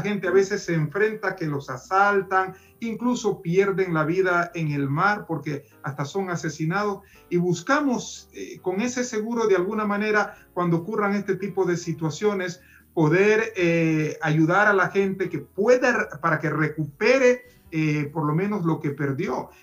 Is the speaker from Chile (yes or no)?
no; Ecuador; no solo como presidente, sino como ciudadano ecuatoriano